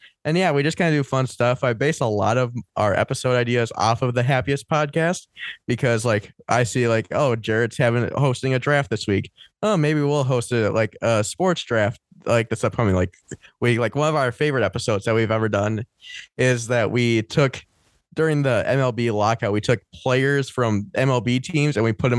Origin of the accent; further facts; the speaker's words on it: Minnesota, United States; Even though I am from Minnesota, it's the state of hockey.